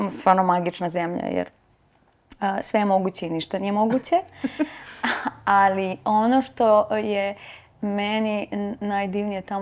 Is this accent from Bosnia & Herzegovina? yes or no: no; Vranje, Pčinja District, Serbia; also born or lived in North Macedonia; tata mi je E, iz Vranja i mi smo rođeni zapravo u Vranju, ali to je sve to južna